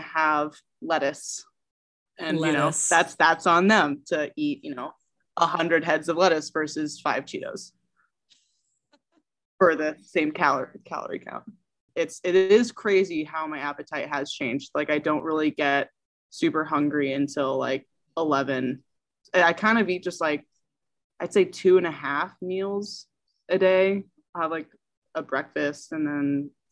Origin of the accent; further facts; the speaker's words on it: Evergreen, Colorado, United States; moved away as an adult; also born or lived in San Francisco, California; I grew up in Colorado.